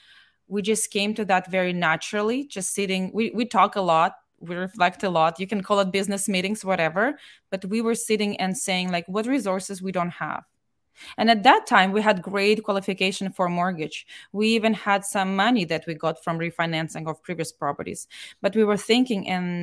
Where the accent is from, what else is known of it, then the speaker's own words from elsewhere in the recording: Moscow, Russia; because we came from Moscow and it's like many million people, very large city, right?